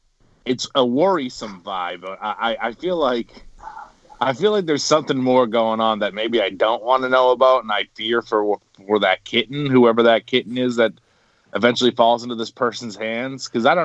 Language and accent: English; Quincy, United States; the locations are basically make a Triforce in Quincy, where I am right now.